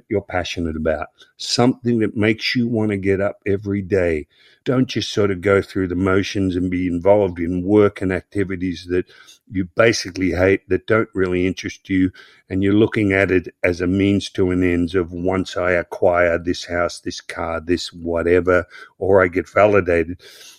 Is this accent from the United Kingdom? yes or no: yes; Croydon, London, United Kingdom; I grew up in Croydon. I start learning karate and the Croydon Karate Championships. And I say, oh, man, I'm going to compete in this Croydon karate.